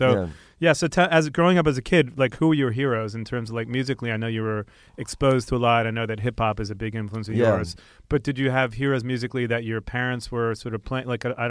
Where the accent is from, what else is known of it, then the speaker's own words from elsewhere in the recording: New York, United States; Because I'm from New York. It sounded like, yo, from, Mikey, what's up?